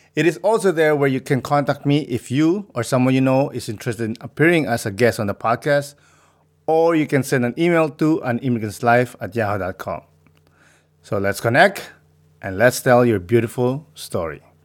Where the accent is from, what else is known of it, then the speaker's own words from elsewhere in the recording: Philippines; I grew up in the Philippines